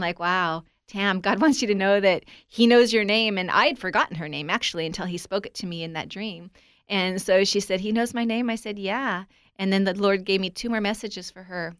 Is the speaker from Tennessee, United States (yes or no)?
no; Southern California, United States; I was raised in Southern California to a family that were believers